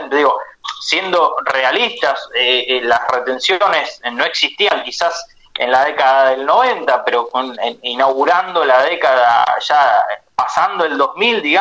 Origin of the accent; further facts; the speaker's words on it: Argentina; que son tierras nuestras, digamos, todos como argentinos, eh, por más que no tengamos la propiedad, eh, eh lo sentimos así, son